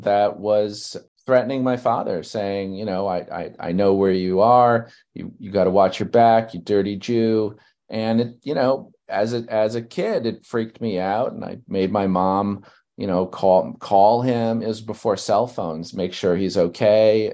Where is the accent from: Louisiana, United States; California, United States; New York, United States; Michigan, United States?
New York, United States; New York City; I grew up in Brooklyn, New York